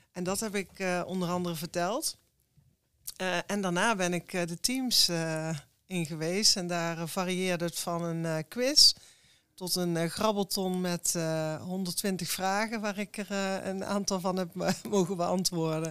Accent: Eindhoven, North Brabant, Netherlands; ik ben ook geboren in Eindhoven. Ja, ik kom uit een echt uh, Brabants gezin.

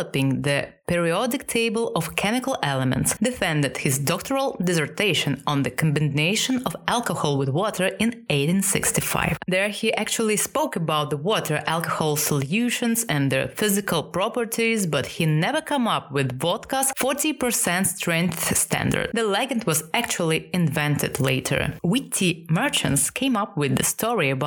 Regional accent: Russia; accent: Russian; English is a second language; We are from Russia, and yes, we do have some that charming accent.

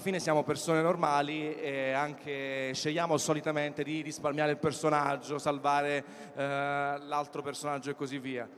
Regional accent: Naples, Campania, Italy; Io sono napoletano come tanti di voi

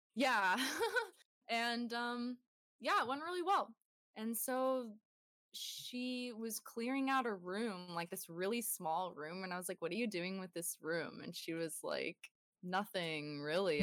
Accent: Bay Area, California, United States; moved away as an adult; now in Sierra Nevada, United States; I moved away from the Bay Area where I grew up to the Sierra Nevadas

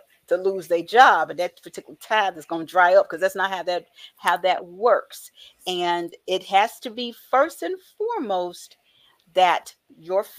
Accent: the South, United States; growing up in the South

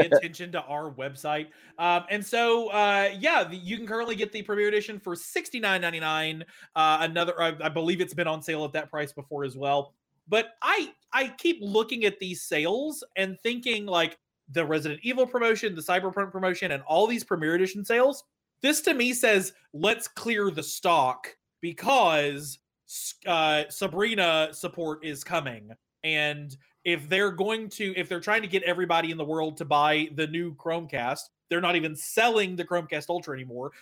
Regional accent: Lenoir City, Tennessee, United States; I was born in East Tennessee, born and raised

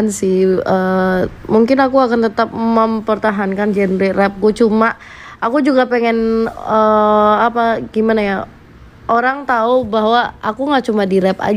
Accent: Surabaya, East Java, Indonesia; aku juga asalnya dari Surabaya aku bisa bahasa Jawa

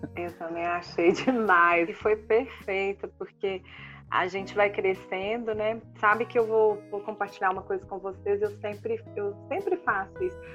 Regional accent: Minas Gerais, Brazil; A gente como mineiro

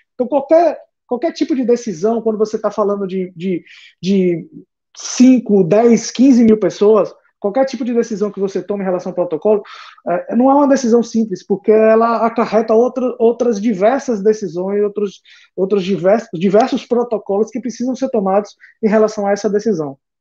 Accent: Northeast Brazil, Brazil; nós como nordestinos

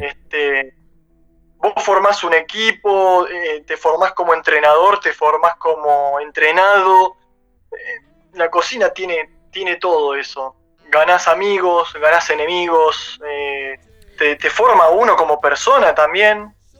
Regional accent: Bahía Blanca, Buenos Aires Province, Argentina; moved away as an adult; now in Buenos Aires, Argentina; yo vengo de Bahía Blanca, estudié gastronomía ahí cuando me vine a Buenos Aires

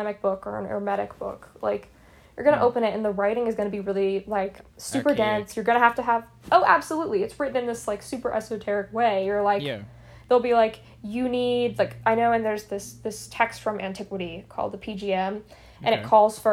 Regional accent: Appalachia, United States; now in New York, United States; before I moved up to New York, I grew up in the Appalachian region of the US, which is pretty rural

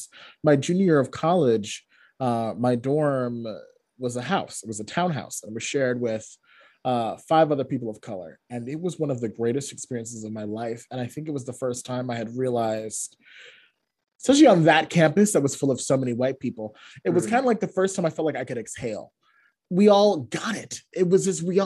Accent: Boston, Massachusetts, United States; also born or lived in Connecticut; I was born in Boston, but then I left and I grew up in Connecticut for 7 years and then I moved back.

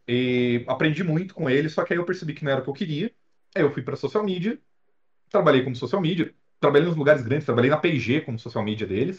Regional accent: Presidente Prudente, São Paulo, Brazil; now in São Paulo, Brazil; eu sou de Presidente Prudente, é uma cidade a 560 quilômetros mais ou menos daqui de São Paulo

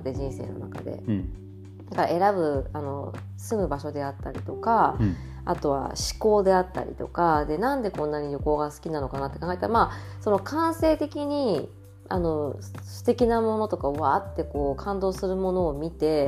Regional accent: Japan; moved away; also born or lived in New York; 私が日本人だから

